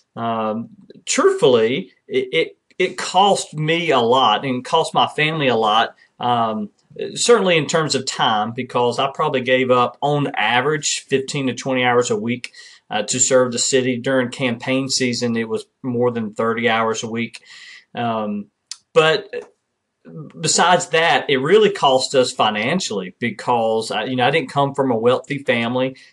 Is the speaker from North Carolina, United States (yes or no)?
yes; Kinston, North Carolina, United States; serving in my eighth year as mayor of my hometown in Kinston, North Carolina